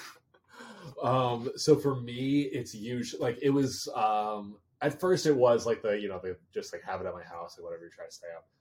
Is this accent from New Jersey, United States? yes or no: yes; New Jersey, United States; my family lives out in uh, Western Pennsylvania, but then I grew up in Jersey